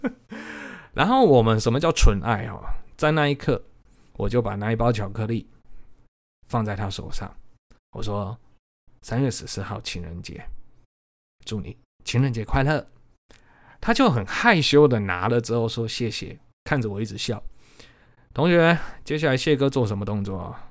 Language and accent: Chinese; Changhua County, Taiwan; 我是彰化人啊，我念彰化高中